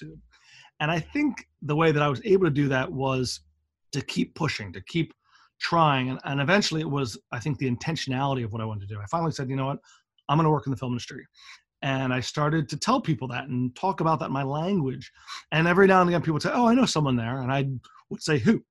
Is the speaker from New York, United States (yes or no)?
no; Philadelphia, Pennsylvania, United States; moved away as an adult; also born or lived in Massachusetts; I'm born and raised in Philadelphia, which is a very historic town by American standards